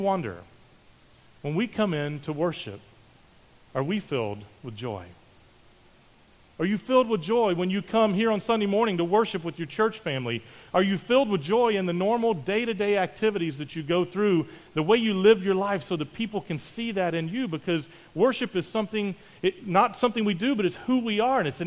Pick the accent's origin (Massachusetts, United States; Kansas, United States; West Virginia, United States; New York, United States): West Virginia, United States; Charleston; moved away; I grew up in West Virginia, just outside of Charleston, and from here to the place that I grew up is about 850 miles